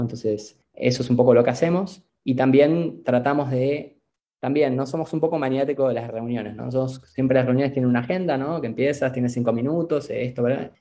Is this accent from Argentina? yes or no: yes; Argentina; moved away as an adult; now in Mexico; yo soy argentino viviendo en México